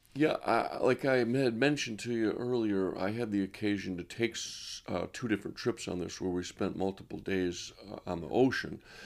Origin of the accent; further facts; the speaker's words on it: Rochester, New York, United States; I was raised in Monroe County, i, around Genesee Valley Park